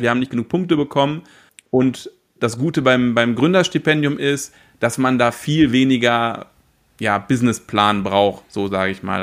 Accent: Paderborn, North Rhine-Westphalia, Germany; ich komme aus Paderborn oder in der Nähe von Paderborn

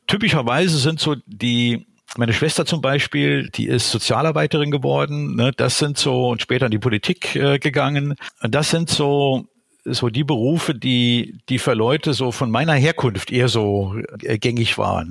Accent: Saarland, Germany; moved away as an adult; also born or lived in Berlin; Ich bin gebürtiger Saarländer, äh, geboren und aufgewachsen äh, in einem kleinen Dorf im Saarland

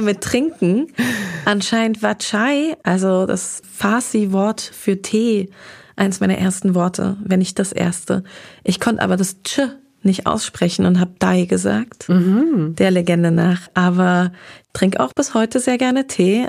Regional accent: Darmstadt, Hesse, Germany; also born or lived in Groß-Gerau; now in Berlin, Germany; Aber aus Südhessen komme ich, bin im schönen Darmstadt aufgewachsen. Das ist meine Heimatstadt.

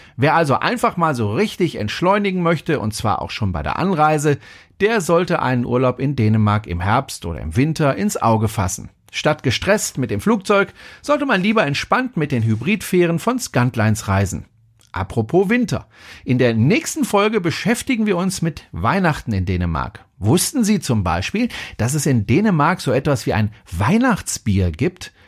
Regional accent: Germany; bei uns in Deutschland

